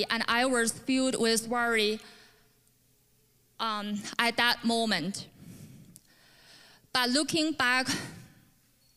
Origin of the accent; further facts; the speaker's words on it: China; English is a second language; moved away as an adult; now in Canada; I was born in China, but moved to Canada in 2015